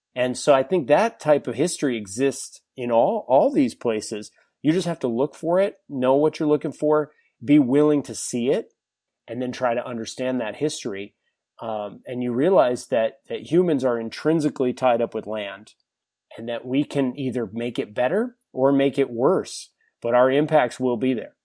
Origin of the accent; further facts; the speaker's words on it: New Hampshire, United States; moved away as an adult; now in San Diego, United States; I grew up in New Hampshire, spent twenty years in, in the White Mountain State